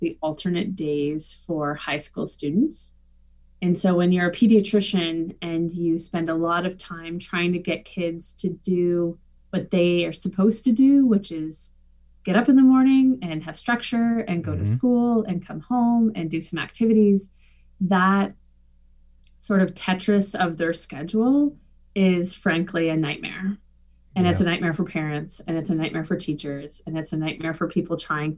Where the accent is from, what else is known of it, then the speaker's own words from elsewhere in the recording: Saint John, New Brunswick, Canada; I grew up in St. John.